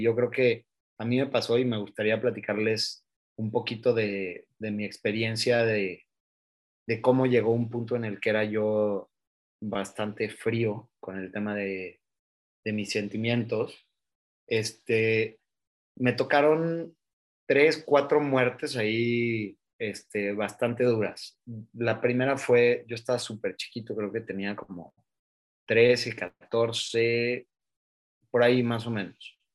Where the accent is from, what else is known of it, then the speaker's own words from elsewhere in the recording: Oaxaca, Mexico; yo soy de Oaxaca y en Oaxaca tenemos una cierta manera de celebrar la vida